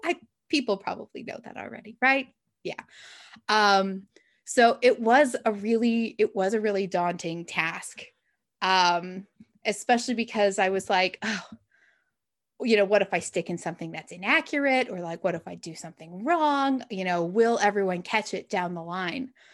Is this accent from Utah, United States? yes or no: yes; Utah, United States; moved away; there's a writers conference I go to every year in Utah, which is where I grew up